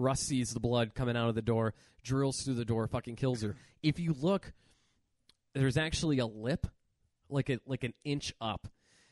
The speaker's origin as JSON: {"language": "English", "town": "Erie", "region": "Pennsylvania", "country": "United States", "tie": "born or raised there", "moved": "yes", "said": "I go back to my hometown of Erie, PA"}